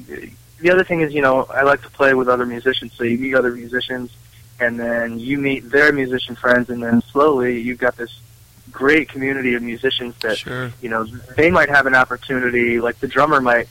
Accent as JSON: {"language": "English", "region": "Western Massachusetts", "country": "United States", "moved": "as an adult", "said": "I'm from Western Massachusetts, from the country, you know, dirt roads, wide open country, not much going on. That was where I started"}